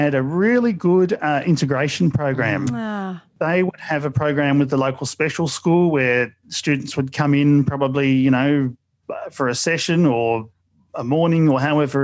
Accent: Mulgrave, Victoria, Australia; also born or lived in Frankston; I grew up in Mulgrave

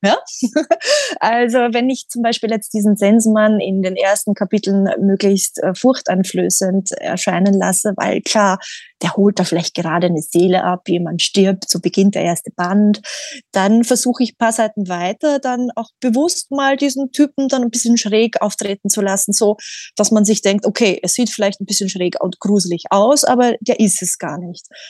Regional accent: Austria; moved away as an adult; also born or lived in England; ich bin in Österreich groß geworden

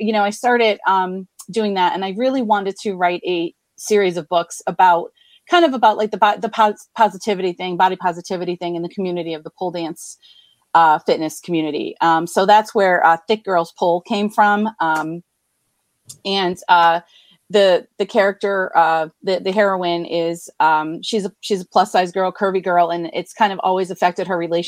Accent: Scranton, Pennsylvania, United States; I am from Scranton, Pennsylvania, born, raised, still live here.

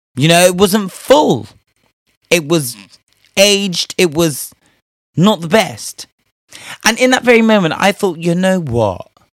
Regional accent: Spain; moved away; I was raised in Spain

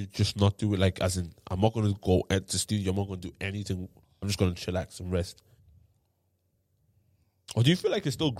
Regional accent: Ireland; accent: Irish; Being an Irish artist and rapping in an Irish accent is a very, very new thing in terms of for black people.

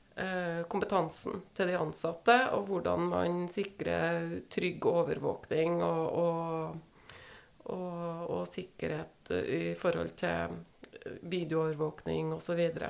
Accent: Verdal, Trøndelag, Norway; moved away as an adult; also born or lived in Oslo; Så da flytta vi fra Oslo igjen til hjemplassen min, Verdalen, da.

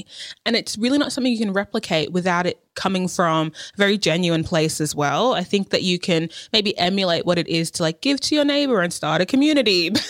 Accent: Australia; born there; I've been there heaps. Like, born in Australia.

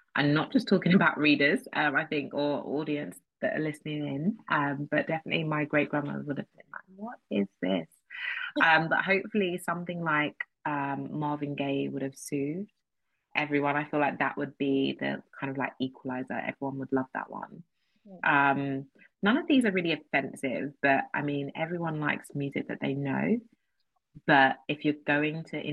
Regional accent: United Kingdom; being British, which is something that I do identify as

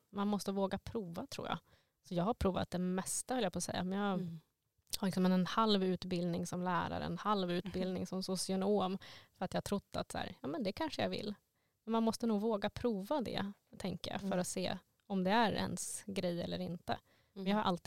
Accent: Stockholm, Stockholm County, Sweden; Jag kommer ju från Stockholm, som ni kanske hör.

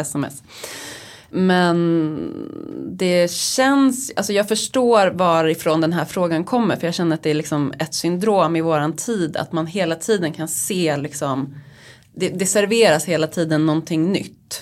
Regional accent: Uppland, Sweden; now in Stockholm, Sweden; jag kommer ju då från Uppland

